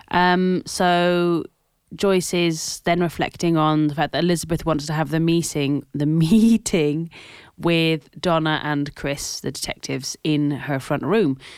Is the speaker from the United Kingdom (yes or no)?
yes; Scotland, United Kingdom; As I am Scottish.